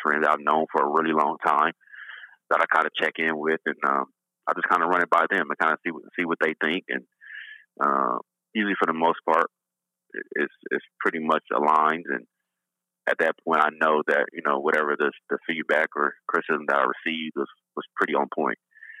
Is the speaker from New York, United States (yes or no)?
no; Compton, California, United States; moved away as an adult; now in Toronto, Canada; I'm from Los Angeles, California. Like I grew up in Compton, California. And I now live in Toronto